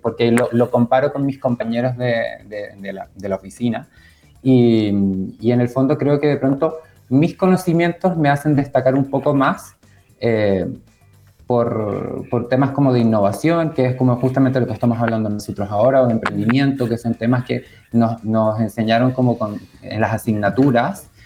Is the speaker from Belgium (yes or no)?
no; Chile; now in Canary Islands, Spain; cuando tenía 10 años mi, mamá en el fondo dijo, tengo que acercar a mis hijos a la cultura chilena, así que nos mudamos